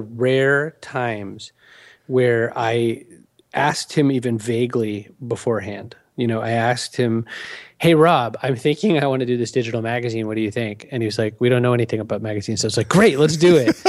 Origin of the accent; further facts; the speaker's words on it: Maine, United States; moved away; I said, "Maine originally."